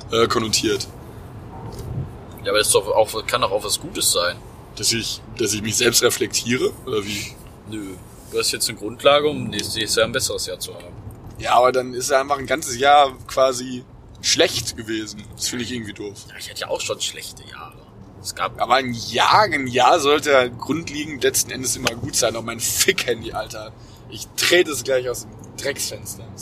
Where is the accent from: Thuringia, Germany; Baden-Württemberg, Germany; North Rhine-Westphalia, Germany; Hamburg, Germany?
North Rhine-Westphalia, Germany; Cologne; wir natürlich als Kölner Jungen.